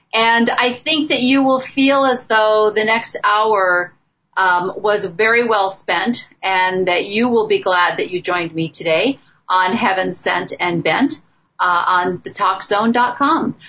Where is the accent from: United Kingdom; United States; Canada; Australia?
United States; Midwest; I grew up in the Midwest